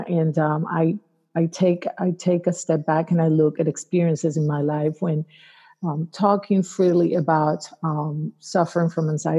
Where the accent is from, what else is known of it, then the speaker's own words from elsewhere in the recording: Arecibo, Puerto Rico; now in Atlanta, United States; I am a native islander, grew up in Puerto Rico, born and raised in Arecibo, and I am an islander at heart.